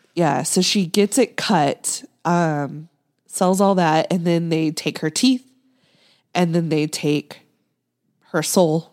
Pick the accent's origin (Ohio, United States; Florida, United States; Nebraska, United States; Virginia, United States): Nebraska, United States; I grew up in, in Nebraska